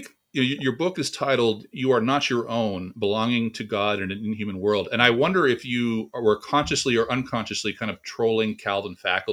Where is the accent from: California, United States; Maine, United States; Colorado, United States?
California, United States; moved away; also born or lived in Waco, Texas; We're both from California